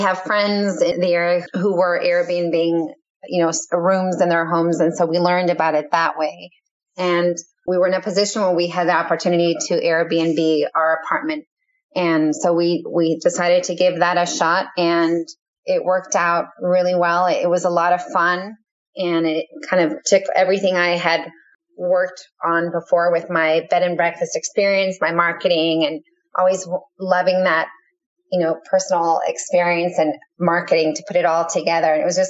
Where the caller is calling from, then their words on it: Foster City, California, United States; We're calling from Foster City, California.